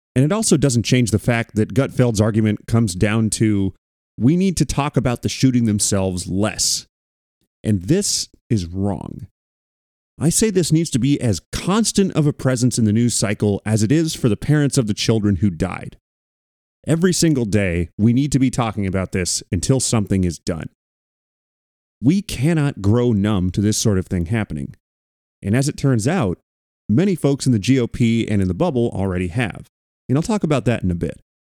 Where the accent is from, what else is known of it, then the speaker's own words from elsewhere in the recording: Thousand Oaks, California, United States; I grew up in Thousand Oaks